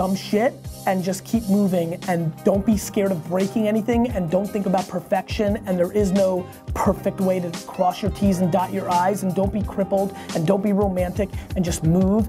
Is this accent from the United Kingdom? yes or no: no; Belarus; now in United States; I was born in Belarus